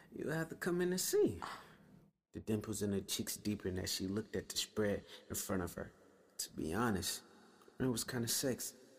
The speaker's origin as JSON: {"language": "English", "town": "Atlanta", "region": "Georgia", "country": "United States", "tie": "born or raised there", "said": "since I was a little boy growing up in Atlanta"}